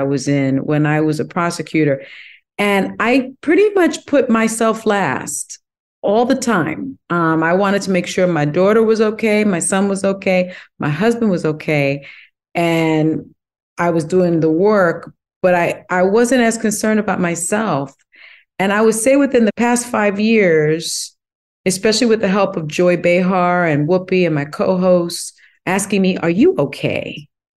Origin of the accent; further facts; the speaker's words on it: New York City, New York, United States; I grew up in the South Bronx projects